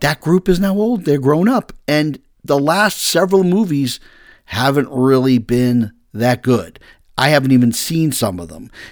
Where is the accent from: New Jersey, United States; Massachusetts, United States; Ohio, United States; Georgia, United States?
Massachusetts, United States; I'm from Massachusetts